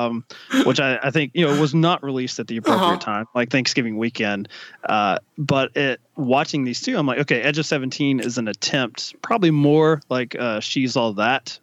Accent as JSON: {"language": "English", "region": "Kentucky", "country": "United States", "tie": "born or raised there", "said": "I grew up in Kentucky"}